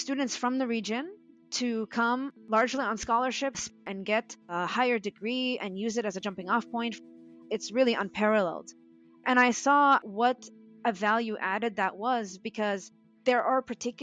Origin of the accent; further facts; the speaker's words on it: Jerusalem, Palestine; now in United States; I was born in Jerusalem. I still have family in Jerusalem